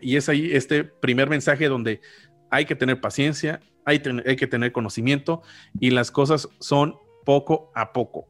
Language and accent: Spanish; Mexico; yo como mexicano, residente en México